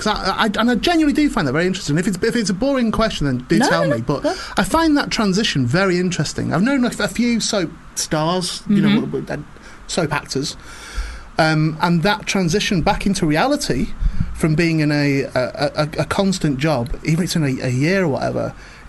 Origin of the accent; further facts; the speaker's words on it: Burtonwood, North West England, United Kingdom; also born or lived in Warrington; Well, I'm from St Helens, so I'm all right.